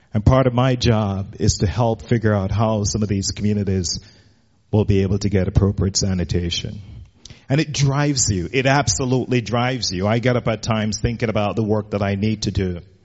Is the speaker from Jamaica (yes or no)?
yes; Jamaica; moved away as an adult; now in United States; I grew up in Jamaica as a kid